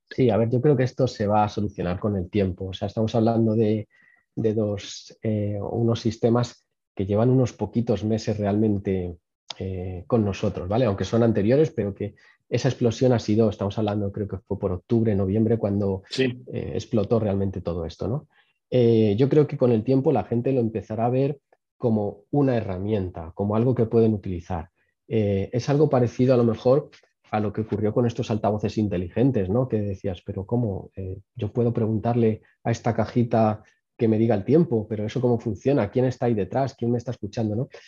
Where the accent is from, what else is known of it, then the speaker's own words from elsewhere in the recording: Spain; No somos un país donde se invierta mucho en innovación, donde se invierta mucho en investigación. Eh, España no ha sido tradicionalmente un país de investigación.